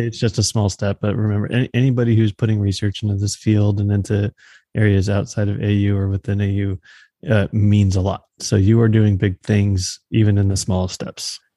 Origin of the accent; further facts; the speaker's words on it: Texas, United States; now in Missouri, United States; growing up in Texas, we didn't, like, have fall